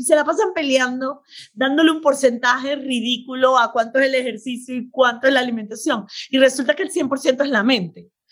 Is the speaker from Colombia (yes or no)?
no; Venezuela; moved away as an adult; also born or lived in Beirut, Lebanon; now in United States; soy médico venezolana. Nací en Beirut, pero a los 40 días llegué a Venezuela, o oh, que soy venezolana de corazón. Y me crié, estudié medicina, me gradué allá